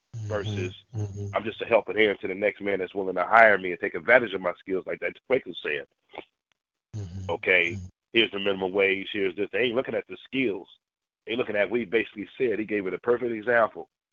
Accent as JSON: {"language": "English", "town": "Berkeley", "region": "California", "country": "United States", "tie": "born or raised there", "said": "I grew up in the Bay Area, you know, Berkeley, the multicultural thing"}